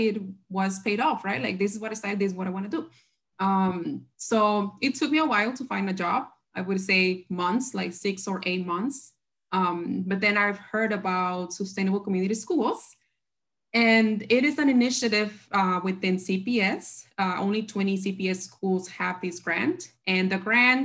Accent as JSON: {"language": "English", "town": "Chicago", "region": "Illinois", "country": "United States", "tie": "born or raised there", "also_born_or_lived": "Berkeley", "said": "I'm from the South Side"}